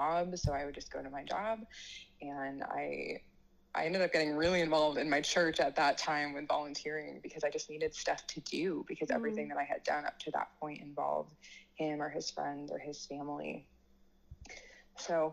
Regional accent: Connecticut, United States; moved away as an adult; also born or lived in Ohio / Cincinnati, Ohio; now in Kansas, United States; I grew up in Connecticut in the Northeast there.

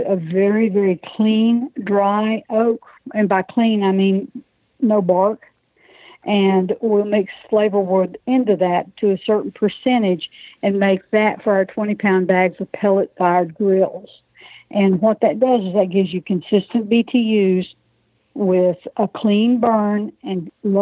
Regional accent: South Georgia, United States; now in Pine Bluff, United States; I'm from South Georgia originally

